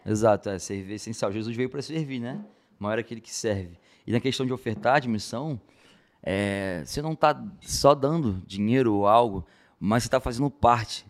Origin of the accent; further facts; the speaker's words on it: Rio de Janeiro, Brazil; accent: carioca; eu trago também a, a, cultura do Rio de Janeiro, meu sotaque bem carioca